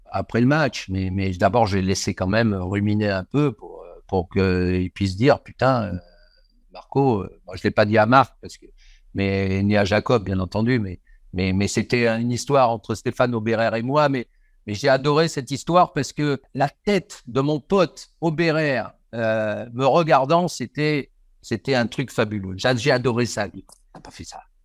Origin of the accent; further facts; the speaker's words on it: Marseille, Provence-Alpes-Côte d'Azur, France; je suis de Marseille